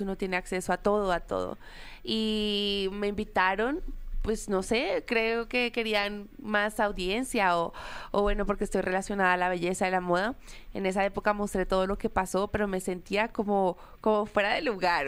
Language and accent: Spanish; Colombia; soy la única colombiana en esa categoría